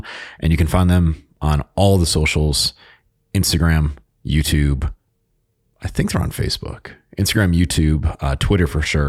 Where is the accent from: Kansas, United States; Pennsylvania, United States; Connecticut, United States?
Connecticut, United States; I grew up in Connecticut. I was only two and a half hours away from the Sig Sauer Academy.